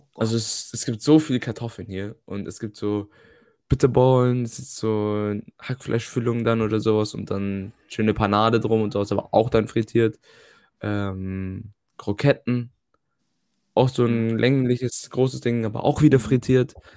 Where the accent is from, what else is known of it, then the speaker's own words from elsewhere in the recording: Germany; now in Netherlands; bei uns in Deutschland